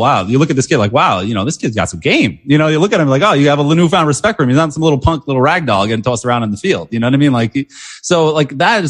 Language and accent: English; Long Island, New York, United States; Jets fan from Long Island. Like that was me.